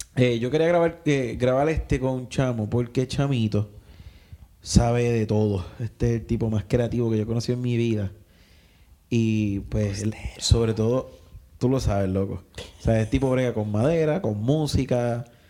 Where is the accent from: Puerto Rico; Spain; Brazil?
Puerto Rico; Coamo; yo soy de Coamo